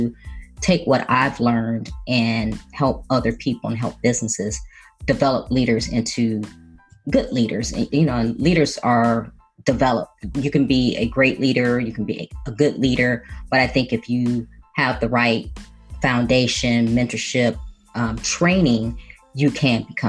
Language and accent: English; Chicago, Illinois, United States; moved away as an adult; I was born and raised in Chicago, the youngest of four children